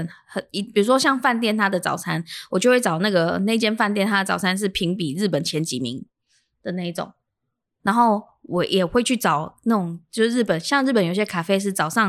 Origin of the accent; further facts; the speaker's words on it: Chiayi, Taiwan; 但是像我在我。回家义早上，只要我早上起来，我第一个想吃的东西就是鸡肉饭或油饭